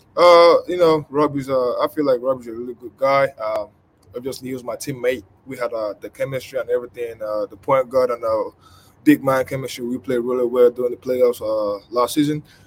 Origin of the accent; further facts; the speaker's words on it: Nigeria; moved away; I grew up in Nigeria.